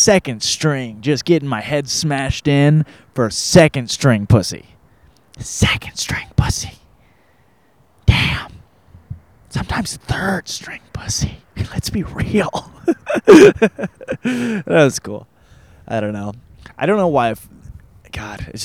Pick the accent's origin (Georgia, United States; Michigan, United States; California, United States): Michigan, United States; now in Los Angeles, United States; I grew up in Michigan, in the middle of nowhere